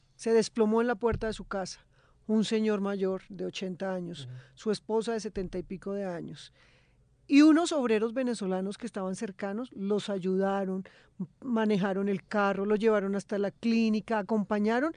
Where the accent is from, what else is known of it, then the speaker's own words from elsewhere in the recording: Bogotá, Colombia; Yo nací en Bogotá